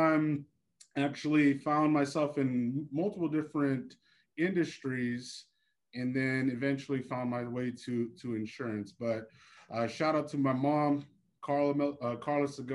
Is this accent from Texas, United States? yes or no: no; Haleiwa, Hawaii, United States; moved away as an adult; also born or lived in Portland, Oregon; now in California, United States; born and raised in Hawaii, I lived there till I was 18